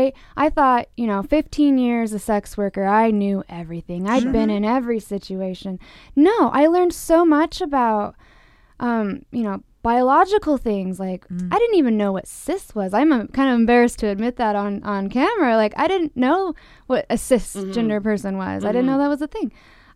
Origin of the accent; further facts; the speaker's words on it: Utah, United States; In several states, including my hometown, Utah, mm. Porn is considered a public health hazard.